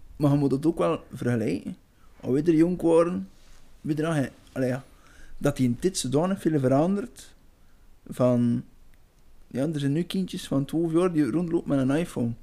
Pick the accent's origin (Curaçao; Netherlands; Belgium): Belgium; wij als Belgen